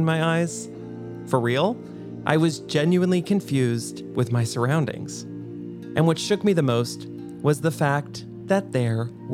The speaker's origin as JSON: {"language": "English", "area": "Westchester County", "region": "New York", "country": "United States", "tie": "born or raised there", "said": "I grew up in Westchester County with a bunch of privileged Polartec-wearing finance bros"}